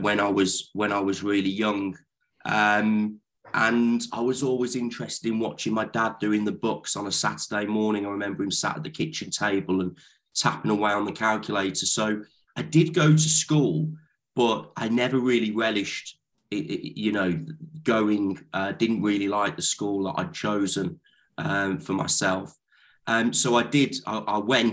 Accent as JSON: {"language": "English", "town": "Lichfield", "region": "West Midlands", "country": "United Kingdom", "tie": "born or raised there", "also_born_or_lived": "Leeds", "moved": "as an adult", "lives_now": "London, United Kingdom", "said": "I grew up in Lichfield"}